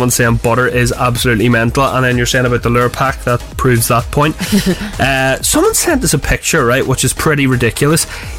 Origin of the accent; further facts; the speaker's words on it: Derry, Northern Ireland, United Kingdom; accent: Derry; my Derry accent.